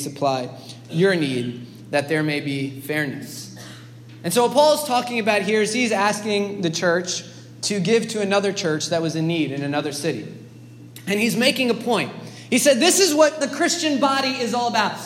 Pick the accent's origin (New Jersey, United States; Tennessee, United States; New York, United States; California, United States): New York, United States; New York City; as a New Yorker